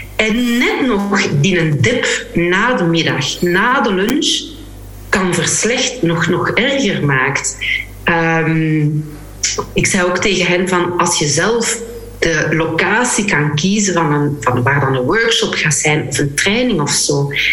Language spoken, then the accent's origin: Dutch; Flanders, Belgium; ons als, als Vlamingen, Belgen